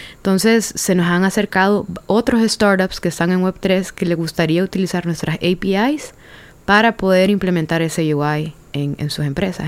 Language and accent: Spanish; Honduras; moved away; also born or lived in San Pedro Sula / United States; Soy la primera hondureña